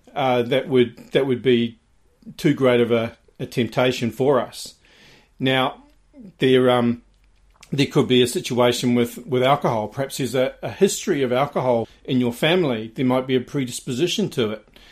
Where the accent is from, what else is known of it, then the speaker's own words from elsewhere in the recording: New Zealand; growing up in New Zealand.